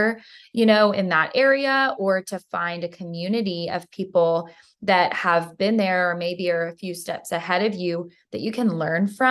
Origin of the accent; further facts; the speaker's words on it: Georgia, United States; I'm from Georgia